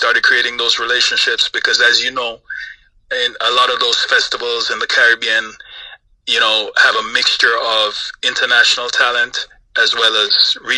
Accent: Florida, United States; now in Los Angeles, United States; You know, I grew up in Florida, but I'm now in Los Angeles

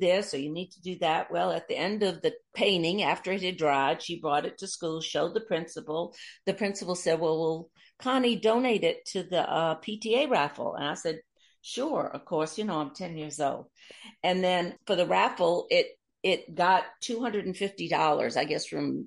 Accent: Mobile, Alabama, United States; moved away; also born or lived in New Orleans, Louisiana; I was born here in Mobile, Alabama, and my father was the British Vice Consul

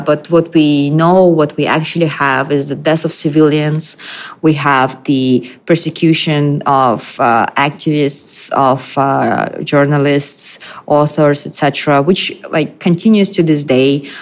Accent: Astana, Kazakhstan; moved away as an adult; now in Brooklyn, United States; I'm coming from um, Astana, which is the capital city of Kazakhstan.

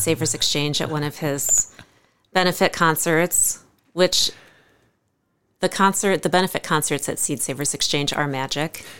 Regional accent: Cresco, Iowa, United States; also born or lived in Ames, Iowa; now in Decorah, United States; I grew up on a four-generation family farm west of Cresco

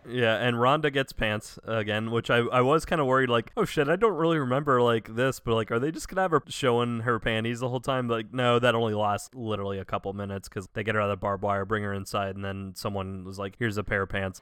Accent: the South, United States; Growing up in the South

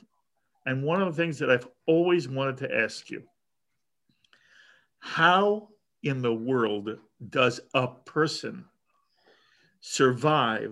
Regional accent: United States; I'm an American Jew

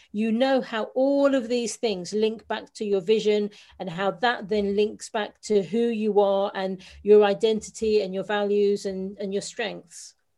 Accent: London, United Kingdom; I'm a Londoner born and bred.

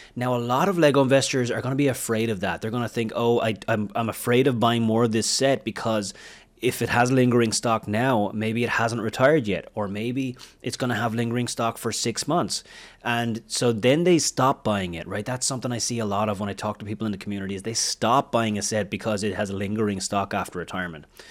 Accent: Wexford, Leinster, Ireland; moved away; my hometown is a small little town in Ireland. It's called Wexford. It's in the southeast of Ireland. That's where my family lived. That's where I was, I was born.

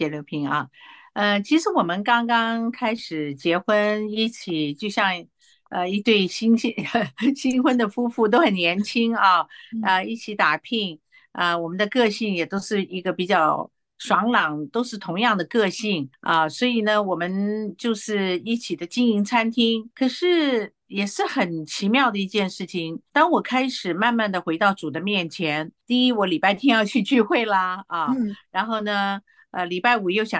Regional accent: Taiwan; 他是香港来的，我是台湾来的，我们文化上也有冲突啊。

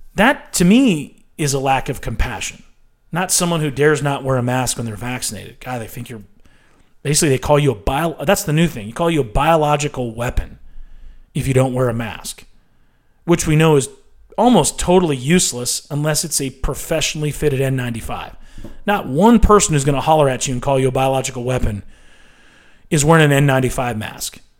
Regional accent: United States

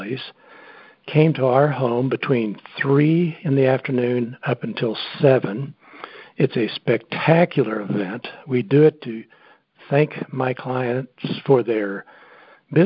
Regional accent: Missouri, United States; moved away as an adult; now in Denver, United States; I grew up in Missouri

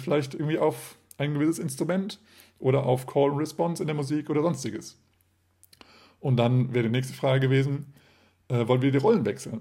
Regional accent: Germany; wir als Deutsche

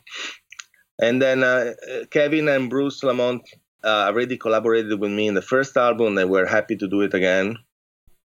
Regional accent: Padua, Veneto, Italy; English is a second language; moved away as an adult; now in San Francisco, United States; I'm from the northeast of Italy, a city close to Venice. called Padua

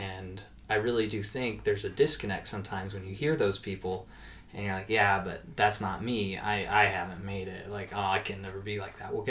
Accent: Missouri, United States; now in Fresno, United States; I grew up in Missouri

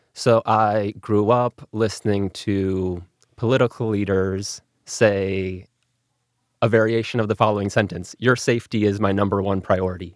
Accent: Milwaukee, Wisconsin, United States; first language English; I grew up in Milwaukee in an English language household

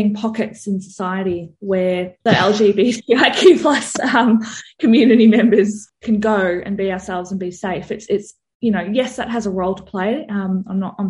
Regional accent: Melbourne, Victoria, Australia; moved away as an adult; now in Wimmera, Australia; I grew up in Melbourne

